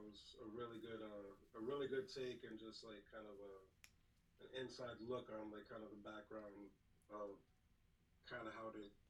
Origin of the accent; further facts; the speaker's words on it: New Jersey, United States; also born or lived in Manhattan; I'm from Jersey